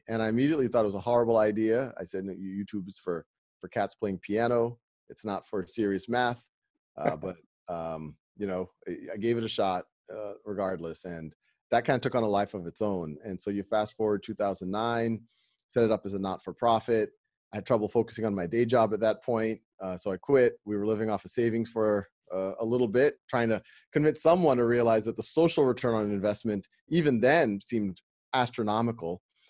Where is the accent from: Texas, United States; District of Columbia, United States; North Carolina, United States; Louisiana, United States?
Louisiana, United States; No, I grew up in Louisiana, fairly humble background.